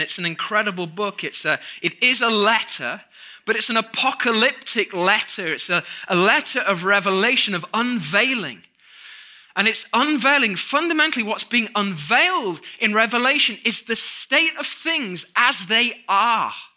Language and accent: English; United Kingdom; moved away as an adult; now in United States; we're British